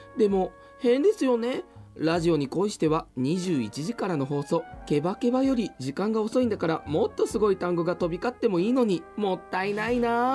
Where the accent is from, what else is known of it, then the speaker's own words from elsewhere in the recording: Nagoya, Aichi, Japan; 生まれ育った名古屋を中心にドラァグクイーンとして活動している